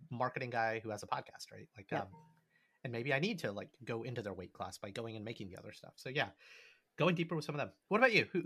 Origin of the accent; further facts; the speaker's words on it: New York, United States; Not a friend who moved to New York. I'm from New York.